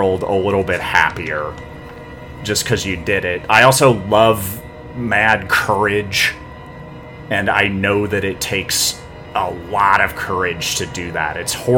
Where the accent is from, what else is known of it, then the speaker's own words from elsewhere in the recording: North Carolina, United States; moved away; also born or lived in Santa Monica Bay area, California; I am a hick from North Carolina